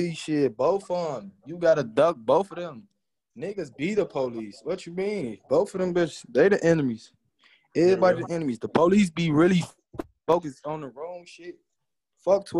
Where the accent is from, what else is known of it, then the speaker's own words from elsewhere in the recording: Chicago, Illinois, United States; I'm from Chicago, Southside, born and raised